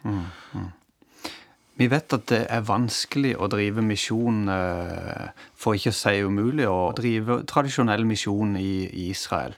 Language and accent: Norwegian; Norway; moved away; jeg har hørt det hjemme i Norge på søndagsskolen.